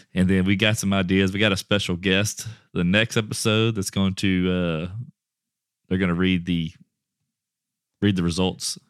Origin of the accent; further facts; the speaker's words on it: Westlake, Louisiana, United States; I'm from Westlake, Louisiana